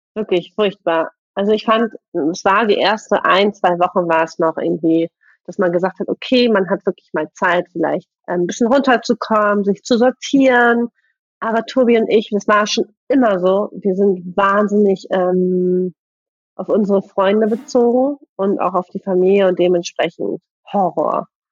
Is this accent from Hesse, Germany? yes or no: no; Bremen, Germany; ich bin ja Bremerin